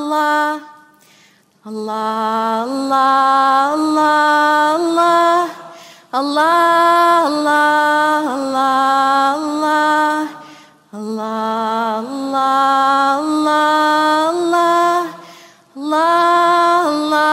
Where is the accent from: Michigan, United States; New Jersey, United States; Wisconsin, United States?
Michigan, United States; Flint; also born or lived in Saudi Arabia / Syria / Morocco; now in Santa Fe, United States; I grew up in Flint, Michigan. I was born in Saudi Arabia. I'm Syrian American. I live in Santa Fe, New Mexico